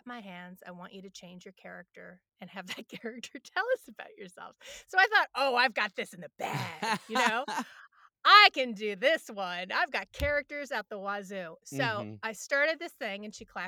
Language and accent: English; New York City, New York, United States; growing up in New York City